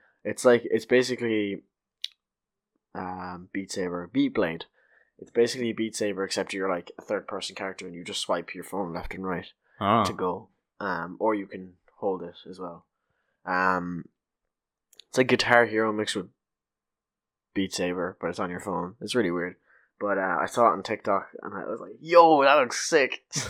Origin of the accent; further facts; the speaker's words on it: Ireland; we're Irish.